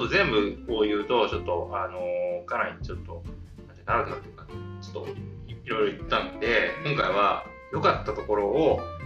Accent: Kyushu, Japan; 僕は九州出身なんで

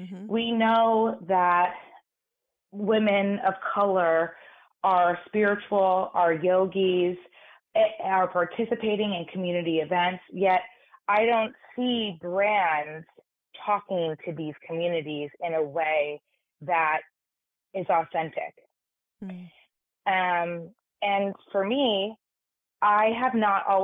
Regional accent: New York City, New York, United States; I grew up in New York City in an all-girls private school.

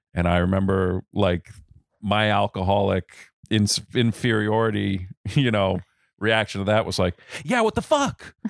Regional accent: Rhode Island, United States; I was born in Rhode Island, the youngest of three

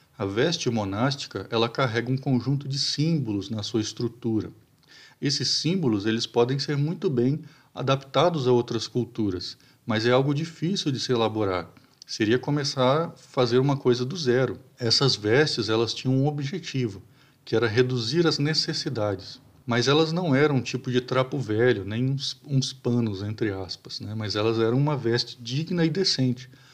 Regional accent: Brazil; nós como, como brasileiros

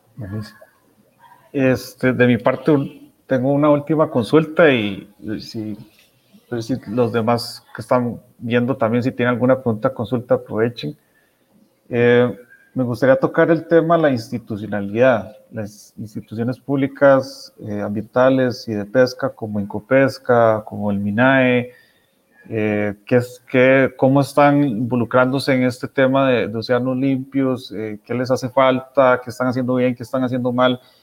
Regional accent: Costa Rica; como costarricenses

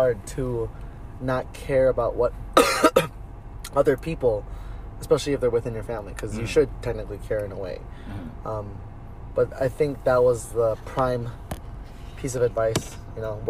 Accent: Chicago, Illinois, United States; also born or lived in Mount Prospect, Illinois / Des Plaines, Illinois / Glenview, Illinois; I was born in Ravenswood Hospital, which is now not a hospital, it's knocked down

